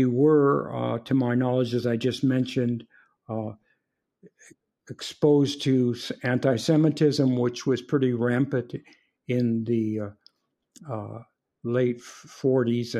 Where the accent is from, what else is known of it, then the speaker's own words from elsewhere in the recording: Compton, California, United States; also born or lived in San Francisco, California; I was born in San Francisco prior to the Second World War. My father had was a dentist serving with the Civilian Conservation Corps in Montana. And when the war broke out, he came back to San Francisco and got himself a job in Compton, California. And we moved to Southern California